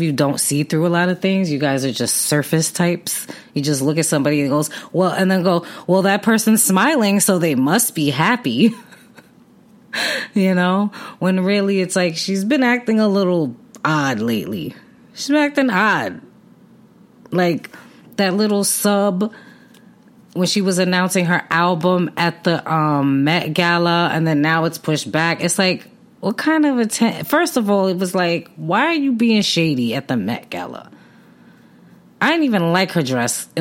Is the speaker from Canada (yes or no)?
no; New York City, New York, United States; I grew up on Night Street, a block on Night Street in Brooklyn